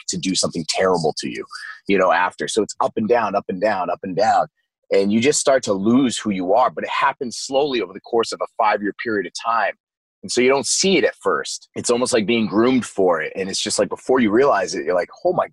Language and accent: English; Maine, United States; I spent most of my life growing up in Maine, and that's where I was born